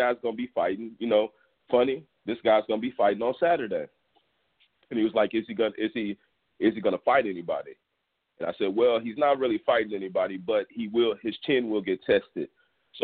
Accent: United States; I'm American

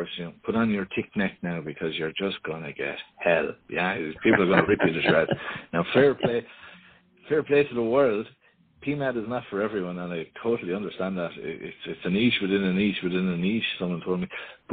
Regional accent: Ireland; being Irish, of course, family is huge.

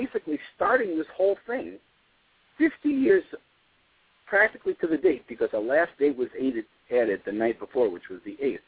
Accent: New York City, New York, United States; My phone number where I grew up in Brooklyn was 718-763-0792.

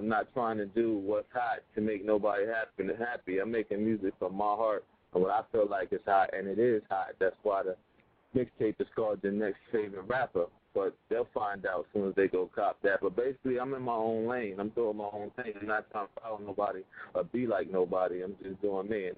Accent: Asbury Park, New Jersey, United States; I'm from Jersey, Asbury Park. We call that Dark City.

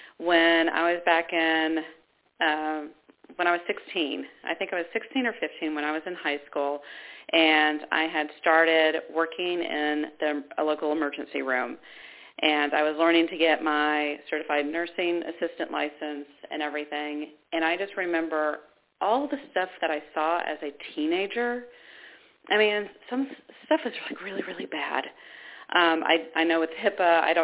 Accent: Georgia, United States; also born or lived in Ohio; And when I was born in Ohio, my family was Baptist. Then we moved to the South, to Georgia, and that's when my parents weren't really religious.

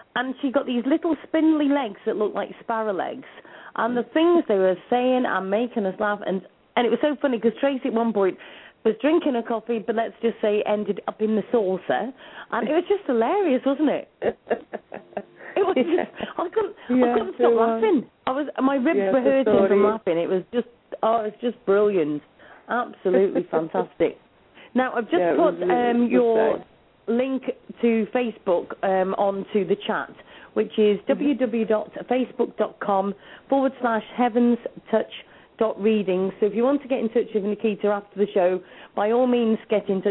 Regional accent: Liverpool, North West England, United Kingdom; accent: Scouse; this Scouse accent all the way from America

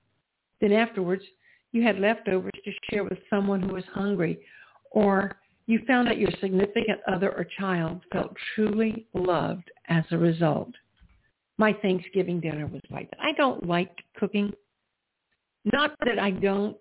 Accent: the South, United States; We grew up in the South

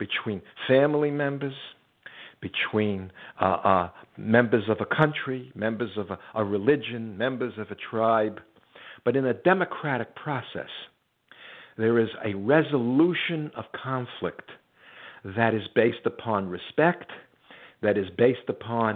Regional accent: United States; I'm an American.

